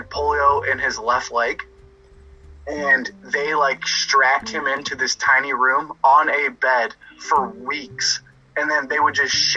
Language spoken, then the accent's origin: English; Kent, Ohio, United States; I grew up in Kent, Dan. It's 15 minutes from Akron